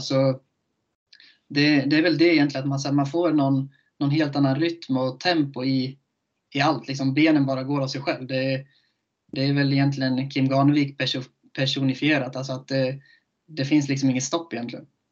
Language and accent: Swedish; Köping, Västmanland, Sweden; moved away; jag är från Köping